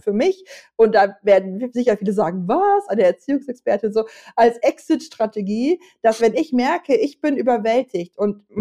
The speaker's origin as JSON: {"language": "German", "country": "Germany", "said": "als Deutsche"}